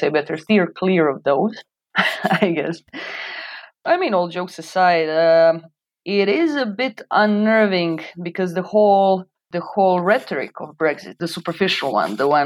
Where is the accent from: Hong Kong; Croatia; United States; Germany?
Croatia; English is a second language; moved away as an adult; now in United Kingdom; growing up in Balkans